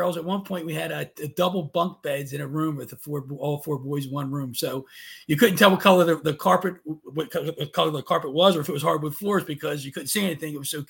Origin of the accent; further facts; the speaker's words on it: Baltimore, Maryland, United States; I was born and raised in Baltimore, Maryland. One of seven kids.